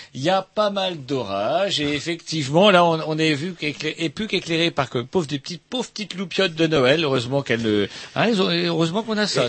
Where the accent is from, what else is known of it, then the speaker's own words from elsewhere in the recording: France; en tant que, Français